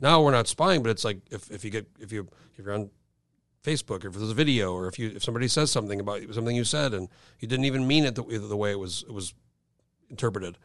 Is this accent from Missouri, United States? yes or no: no; New Mexico, United States; I grew up in New Mexico